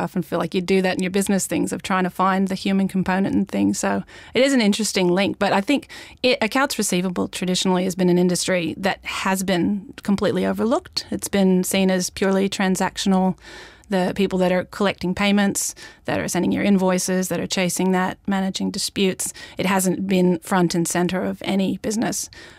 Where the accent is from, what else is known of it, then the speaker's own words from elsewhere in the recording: Australia; No, it's an Australian business, and I'm actually Australian too. I just sound American. I've been here a long time